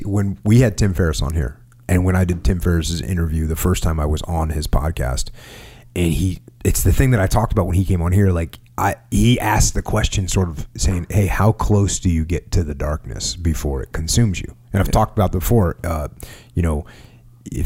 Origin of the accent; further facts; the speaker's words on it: United States; as an American